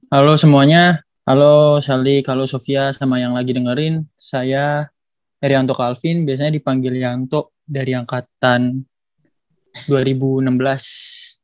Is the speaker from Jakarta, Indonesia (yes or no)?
yes; Jakarta, Indonesia; Oh, kalau aku asalnya dari Jakarta.